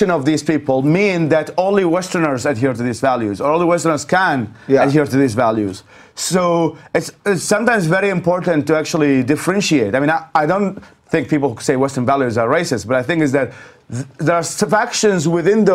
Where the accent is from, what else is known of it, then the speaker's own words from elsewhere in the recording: Baghdad, Baghdad Governorate, Iraq; English is a second language; moved away as an adult; also born or lived in Babylon, Iraq; now in United States; As I was growing up in Iraq, thank goodness I was bilingual. I was taught English since a very young age.